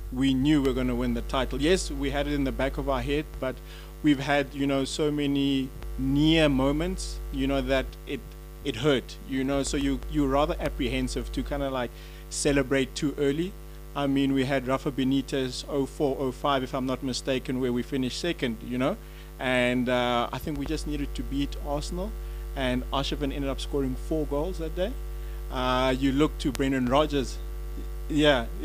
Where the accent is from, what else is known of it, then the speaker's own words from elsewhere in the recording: South Africa; moved away; I'm a South African